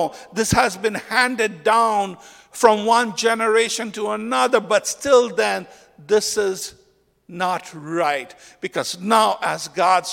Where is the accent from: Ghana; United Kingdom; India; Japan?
India; moved away; When I grew up in India, I had a lot of family members who were really anti-Islam because I grew up in a Hindu family.